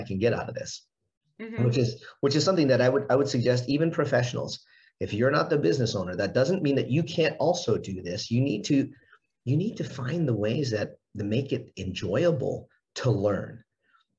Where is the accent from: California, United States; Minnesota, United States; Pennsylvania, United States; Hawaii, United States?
Hawaii, United States; I'm from Hawaii